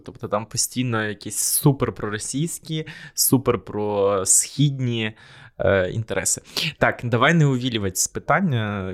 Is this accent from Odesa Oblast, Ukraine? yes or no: no; Korosten, Zhytomyr Oblast, Ukraine; я з Коростеня, і там постійно голосували за комуністичну партію